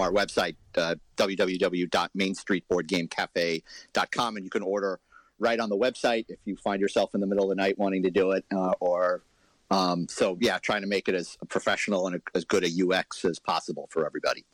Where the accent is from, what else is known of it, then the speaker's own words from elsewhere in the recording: New York City, New York, United States; now in Huntington, United States; I grew up in Manhattan, you know, street noise, I kind of filter it all out